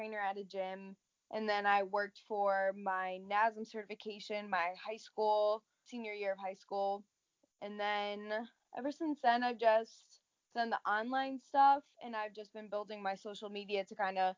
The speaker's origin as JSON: {"language": "English", "region": "Connecticut", "country": "United States", "tie": "born or raised there", "said": "I'm from Connecticut. I've always been in Connecticut, actually, pretty much my whole life."}